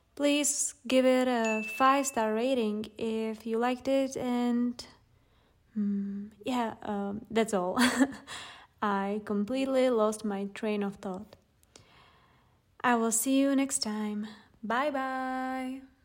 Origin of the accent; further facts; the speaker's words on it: Czechia; here in the Czech Republic